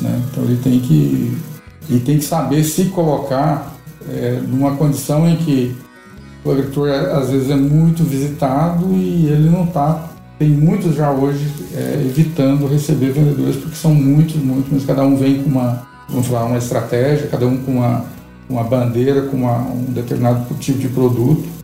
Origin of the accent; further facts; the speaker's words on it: Vianópolis, Goiás, Brazil; also born or lived in Silvânia / Goiânia; eu nasci praticamente na fazenda ali em Silvânia, fiquei em Vianópolis até os 14 anos e estudando. E nos 15 anos eu vim para Goiânia